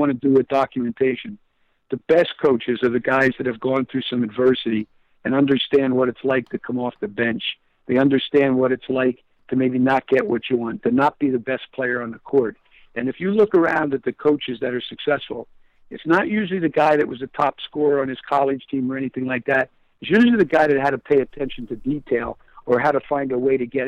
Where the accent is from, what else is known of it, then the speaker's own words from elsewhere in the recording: Pottsville, Pennsylvania, United States; moved away as an adult; I'm growing up in the East Side